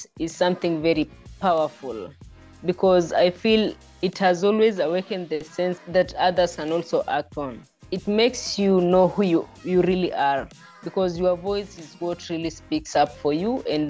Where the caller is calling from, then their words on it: Kitale, Rift Valley, Kenya; I'm an IOC Young Leader representing Kenya, and I'm calling from Kenya in a city called, in a town called Kitale. It's in the Rift Valley part of Kenya.